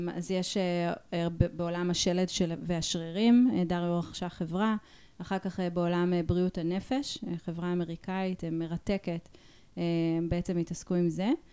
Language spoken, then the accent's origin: Hebrew; Ra'anana, Central District, Israel; אני כאילו גדלתי ברעננה